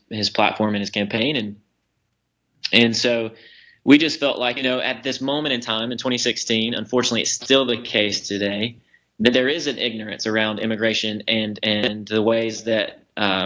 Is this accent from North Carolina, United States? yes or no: no; Waycross, Georgia, United States; moved away as an adult; now in Clarkston, United States; I grew up in Waycross, Georgia.